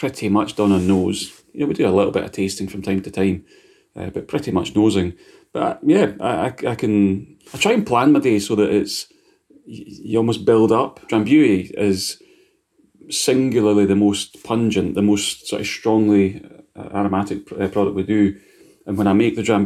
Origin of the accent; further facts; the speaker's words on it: Scotland, United Kingdom; I'm Scottish